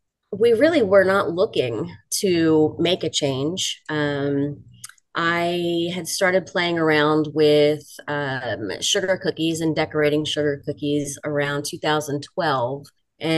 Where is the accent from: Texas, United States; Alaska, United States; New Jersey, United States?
New Jersey, United States; moved away as an adult; now in Montgomery, United States; So I was born and raised in South Jersey, as we called it. So not the typical, North Jersey congested, New York style living. The southern end is pretty rural